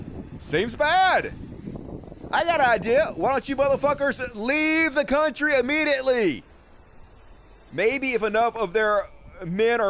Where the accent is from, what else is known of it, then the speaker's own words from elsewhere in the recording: California, United States; I'm a Californian.